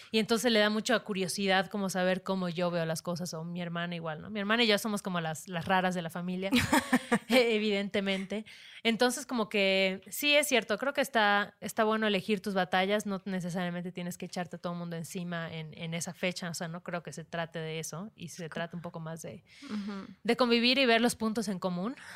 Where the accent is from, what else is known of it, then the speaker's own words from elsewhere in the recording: Mexico; also born or lived in Mérida; somos mexicanas